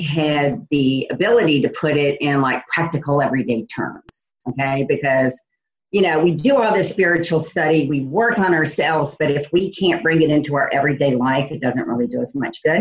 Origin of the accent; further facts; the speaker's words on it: New Orleans, Louisiana, United States; moved away as an adult; also born or lived in Indiana; I'm originally from New Orleans, and I left New Orleans to start a company for someone else and moved to Indiana.